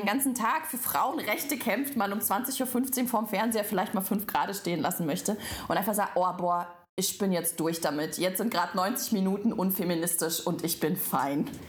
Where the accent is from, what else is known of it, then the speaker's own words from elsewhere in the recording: Belarus; now in Germany; aber ich komme ja ursprünglich aus Weißrussland